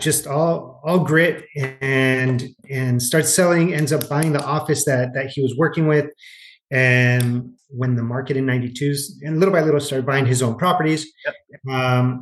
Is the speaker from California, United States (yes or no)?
yes; Los Angeles, California, United States; I grew up in Los Angeles